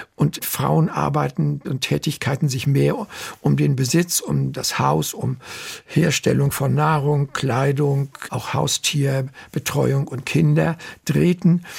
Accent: Germany

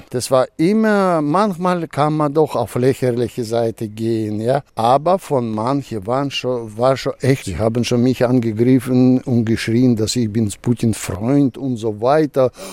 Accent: Russia; now in Germany; Naja, ich schreibe zwar auf Deutsch, aber sehr viel über, über meine Heimat, über Russland, über Sowjetunion. Insofern, ich glaube, wir haben uns verschmolzen mit dieser Heimat. Ich hatte mir nie so viele Gedanken über die Heimat gemacht, bevor ich nach Deutschland auswanderte

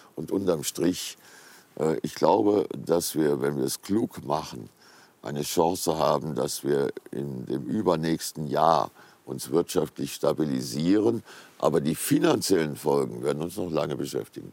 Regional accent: Giessen, Hesse, Germany; Gießen, meine Heimatstadt.

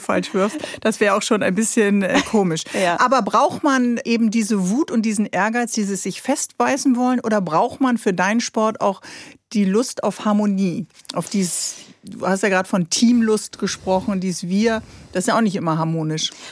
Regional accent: Bremen, Germany; ich bin ja Bremerin

